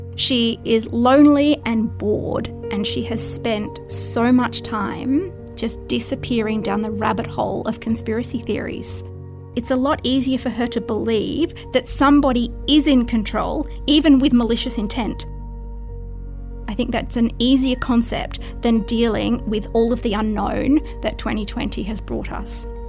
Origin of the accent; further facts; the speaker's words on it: Brisbane, Queensland, Australia; also born or lived in Holland; I grew up in Brisbane